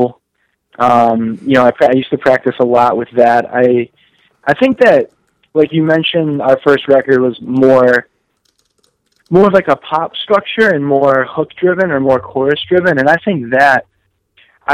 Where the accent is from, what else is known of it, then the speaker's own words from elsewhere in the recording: Western Massachusetts, United States; I actually grew up, and as did Phil and Justin, we grew up in Western Massachusetts